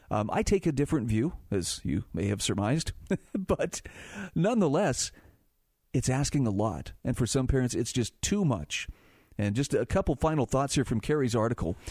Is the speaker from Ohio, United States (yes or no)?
no; Utah, United States; my home state of Utah